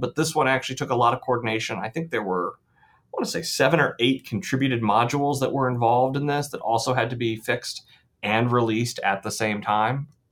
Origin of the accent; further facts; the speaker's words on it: Columbus, Ohio, United States; now in Michigan, United States; I grew up in Columbus, Ohio